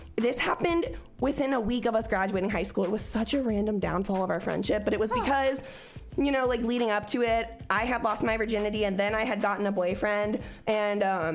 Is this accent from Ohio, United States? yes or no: yes; Cincinnati, Ohio, United States; moved away; also born or lived in Oklahoma; I was from Cincinnati, where bitches had like mohawks that were rainbow colored